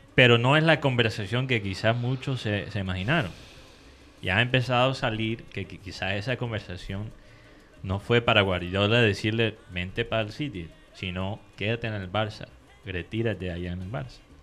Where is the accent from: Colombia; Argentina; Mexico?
Colombia; nosotros los colombianos